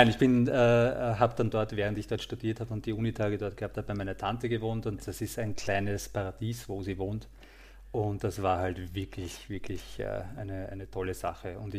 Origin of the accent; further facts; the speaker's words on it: Krems, Lower Austria, Austria; born there; now in Vienna, Austria; Also ja, ich liebe die Wachau vor allem, also ich bin in Krems geboren äh, und ähm, die Wachau ist einfach ein Traum